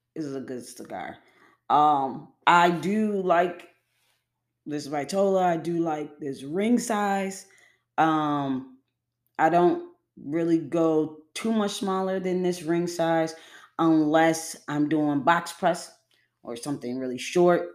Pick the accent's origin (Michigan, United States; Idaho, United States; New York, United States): New York, United States; Buffalo; Western New York. I'm from Buffalo, New York